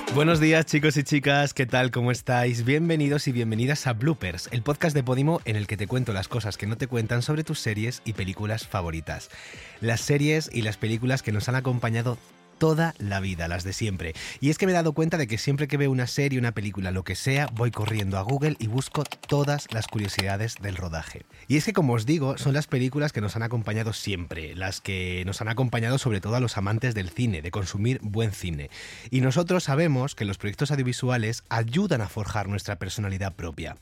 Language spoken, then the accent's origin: Spanish; Vera, Andalusia, Spain; yo soy de Almería, de un pueblo llamado Vera, que está cerca de otro pueblo que se llama Mojácar